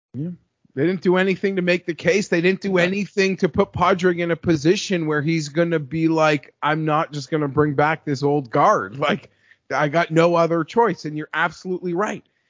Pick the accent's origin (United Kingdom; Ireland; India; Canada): Canada; I'm Canadian